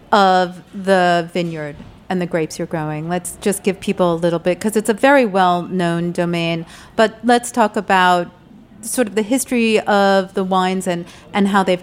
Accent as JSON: {"language": "English", "region": "New Jersey", "country": "United States", "accent": "Jersey", "said": "With my Jersey accent."}